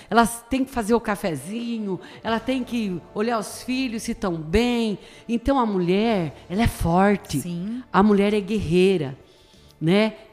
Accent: Tatuí, São Paulo, Brazil; eu sou de Tatuí, como eu falei, sou da Vila

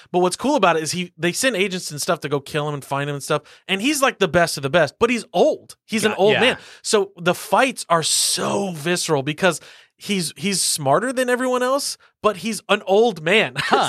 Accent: the South, United States; I'm from the South

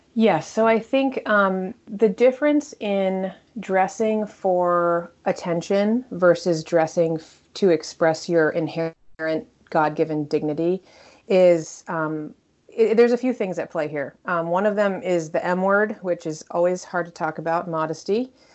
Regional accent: Connecticut, United States; also born or lived in Texas / New York; now in Washington, D.C., United States; I grew up in Connecticut, really close to New York

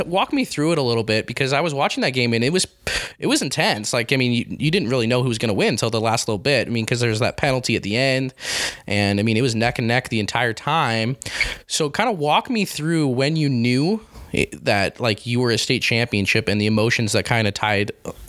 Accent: Grantsville, United States; and I'm from the Grantsville area, so I was born and bred disliking Morgan and what they stand for.

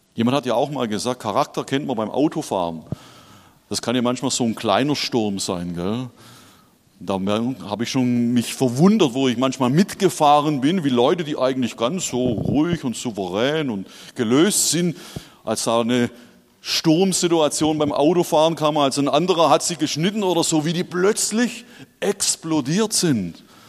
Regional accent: Schorndorf, Baden-Württemberg, Germany; now in Hesse, Germany; ich bin tatsächlich in Schorndorf geboren und aufgewachsen

